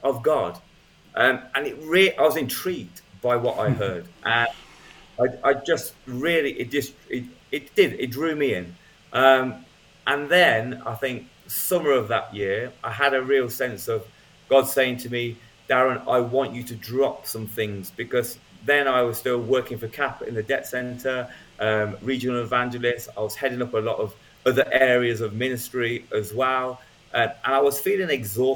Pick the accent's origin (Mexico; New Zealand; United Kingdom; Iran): United Kingdom; I'm British